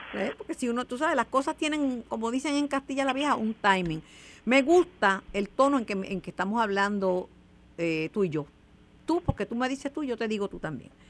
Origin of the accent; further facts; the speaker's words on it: Mayagüez, Puerto Rico; Mayagüez, mi pueblo